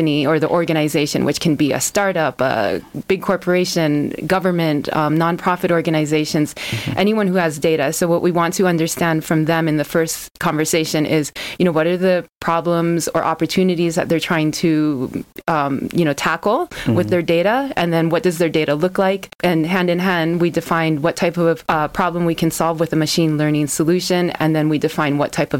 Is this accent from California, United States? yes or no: yes; California, United States; moved away as an adult; now in Cape Town, South Africa; I'm from California in the United States. I'm American